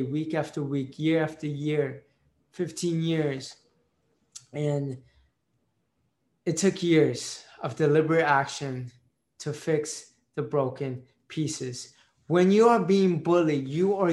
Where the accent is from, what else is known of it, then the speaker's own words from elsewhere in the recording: United States; first language Marathi; English is a second language; I was born in the United States, so I'm an Indian Pakistani Jew